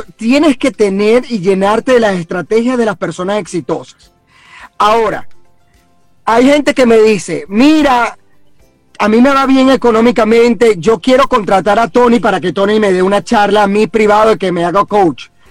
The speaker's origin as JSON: {"language": "Spanish", "country": "Venezuela", "moved": "as an adult", "said": "la mayoría que estamos aquí somos venezolanos"}